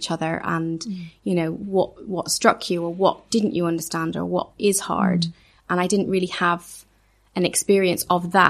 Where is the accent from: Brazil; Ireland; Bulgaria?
Ireland; also born or lived in Edinburgh; The church I grew up in Ireland, like I said, was very, very small. The church I went to on and off for 4 years in Edinburgh, and it really was on and off.